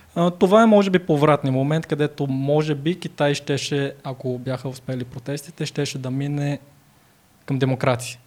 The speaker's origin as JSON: {"language": "Bulgarian", "country": "Bulgaria", "also_born_or_lived": "China", "said": "аз по, по се възприема за българин"}